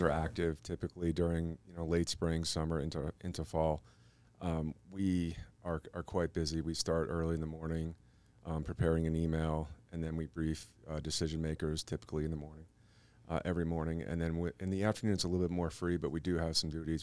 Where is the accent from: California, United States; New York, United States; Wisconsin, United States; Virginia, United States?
New York, United States; moved away as an adult; also born or lived in Albuquerque; growing up in New York